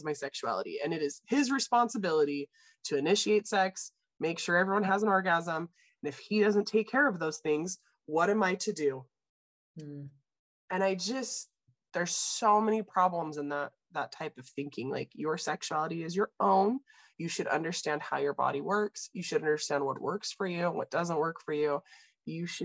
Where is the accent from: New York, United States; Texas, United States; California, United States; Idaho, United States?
Idaho, United States; I grew up in Idaho